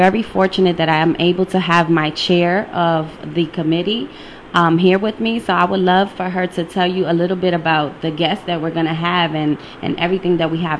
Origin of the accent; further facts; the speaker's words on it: New York City, New York, United States; now in Connecticut, United States; I'm from the Bronx. Boogie down Bronx.